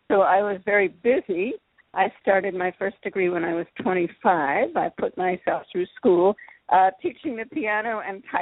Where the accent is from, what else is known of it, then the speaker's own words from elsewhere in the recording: Philadelphia, Pennsylvania, United States; born there; Well, I'm an only child. I was born in Philadelphia.